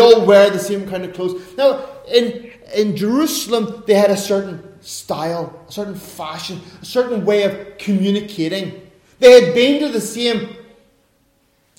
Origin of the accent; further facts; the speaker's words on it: Ireland; I'm an Irishman